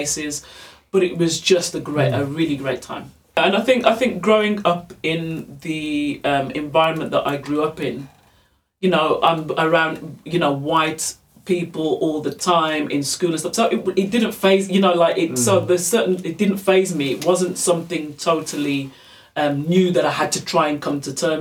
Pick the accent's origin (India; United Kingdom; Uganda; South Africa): United Kingdom; England; moved away; also born or lived in Germany